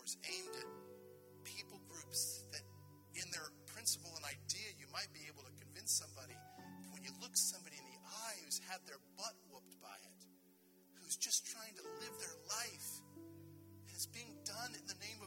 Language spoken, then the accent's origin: English; United States; I'm an American